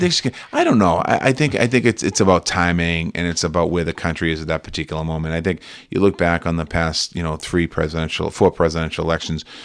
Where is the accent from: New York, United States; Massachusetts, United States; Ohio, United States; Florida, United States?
Massachusetts, United States; Boston; Growing up in Boston